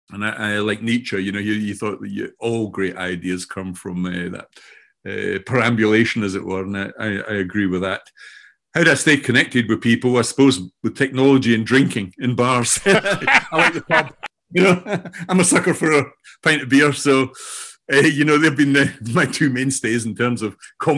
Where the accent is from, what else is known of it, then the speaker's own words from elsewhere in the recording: Scotland, United Kingdom; accent: Scottish; now in Brighton, United Kingdom; although I'm speaking today from Brighton in the south coast of England, you can probably tell already that I have a Scottish accent, which is where I'm from originally.